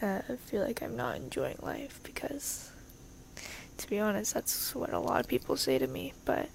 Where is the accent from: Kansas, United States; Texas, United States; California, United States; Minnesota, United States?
California, United States; Hi, I'm 15. I'm from California.